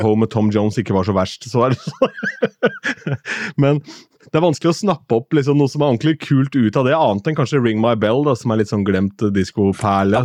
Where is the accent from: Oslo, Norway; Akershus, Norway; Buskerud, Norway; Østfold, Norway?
Østfold, Norway; Askim; moved away; Jeg har vært hjemme i Askim